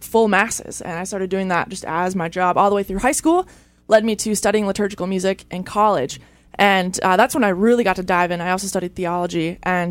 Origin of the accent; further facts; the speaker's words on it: Minnesota, United States; moved away as an adult; now in Toledo, United States; I'm from Minnesota. I actually grew up on a farm, middle of nowhere